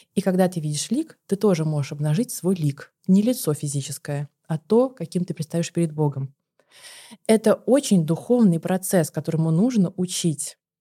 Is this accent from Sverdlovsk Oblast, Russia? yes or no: no; Saint Petersburg, Russia; я еще из Петербурга